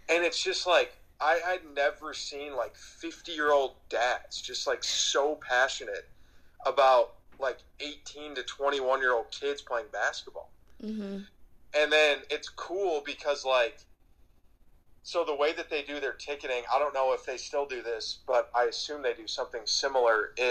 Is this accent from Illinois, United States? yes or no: yes; Chicago, Illinois, United States; moved away as an adult; also born or lived in Lawrence, Kansas; now in Scottsdale, United States; growing up in Chicago